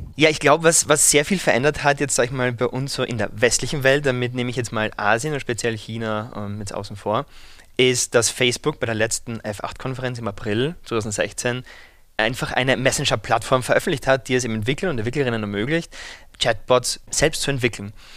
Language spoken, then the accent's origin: German; Vienna, Austria; Ich Komme ursprünglich aus Wien